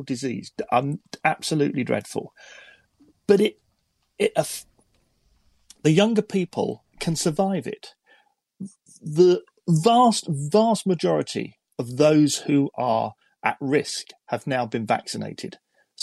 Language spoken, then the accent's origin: English; London, United Kingdom; I was born in London, and so my roots are very much in the England camp